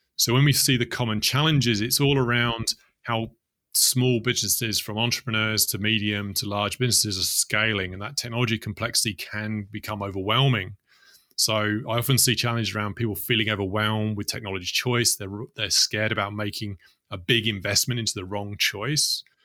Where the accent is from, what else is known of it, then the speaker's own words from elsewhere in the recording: London, United Kingdom; grew up in the UK, in London